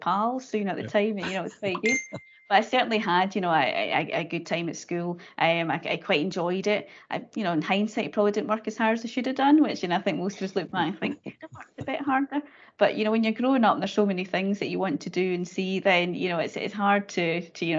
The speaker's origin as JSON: {"language": "English", "area": "Dumfries and Galloway", "region": "Scotland", "country": "United Kingdom", "tie": "born or raised there", "said": "I grew up in Dumfries and Galloway, so very much in a kind of rural area"}